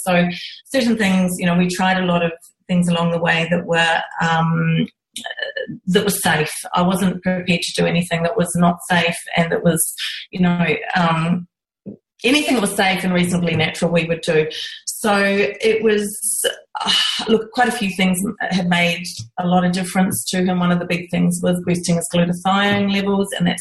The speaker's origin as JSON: {"language": "English", "country": "New Zealand", "tie": "born or raised there", "moved": "as an adult", "lives_now": "Australia", "said": "I'm originally from New Zealand and I grew up on a farm"}